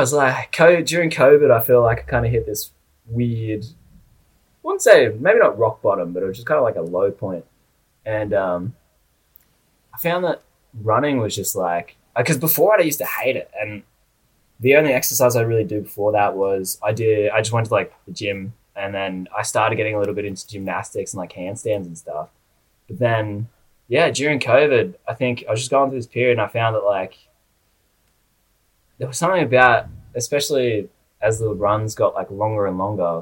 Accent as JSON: {"language": "English", "town": "Kiama", "region": "New South Wales", "country": "Australia", "tie": "born or raised there", "moved": "as an adult", "lives_now": "Brisbane, Australia", "said": "So I grew up down in a little town called like Kiama. So it's about like 2 hours south of Sydney in New South Wales."}